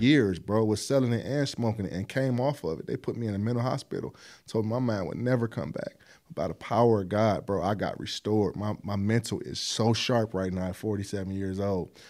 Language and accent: English; East Cleveland, Ohio, United States; also born or lived in Buckeye area, Cleveland, Ohio; we moved to E C in nineteen eighty-five. So I'm not from E C.